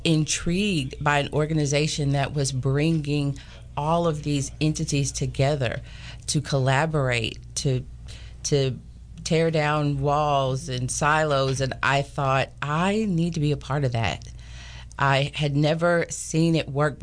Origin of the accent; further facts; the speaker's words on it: Chattanooga, Tennessee, United States; moved away as an adult; also born or lived in Knoxville, Tennessee; now in East Texas, United States; I am from Tennessee, born and raised in Chattanooga, Tennessee.